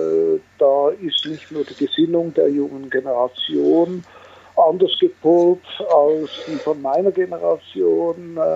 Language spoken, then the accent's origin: German; Switzerland; Wie man hört, bin ich Schweizer und Gründer, äh, CEO, sprich Geschäftsführer auf gut Deutsch, der Rinspeed AG seit 42 Jahren.